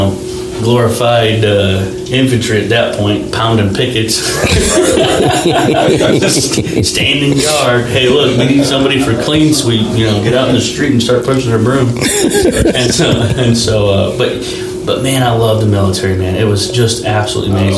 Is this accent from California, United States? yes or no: no; New York, United States; I was a New Yorker. I was born in New York. I started living upstate. I grew up in very diminished economic value